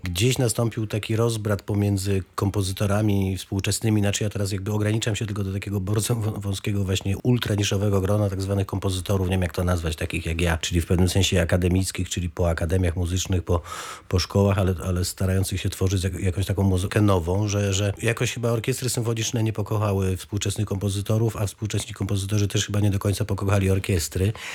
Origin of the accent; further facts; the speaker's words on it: Wrocław, Lower Silesian Voivodeship, Poland; moved away; also born or lived in Oława; Ja jestem w- właśnie rodowitym Oławianinem, a właściwie wrocławianinem. Teraz, jak już nie mieszkam we Wrocławiu